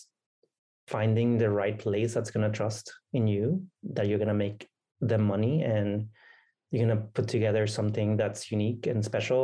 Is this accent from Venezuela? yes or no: yes; Venezuela; first language Spanish; English is a second language; moved away; I grew up in a Latin country with a mixed family. My dad is Venezuelan. My mom is Hungarian.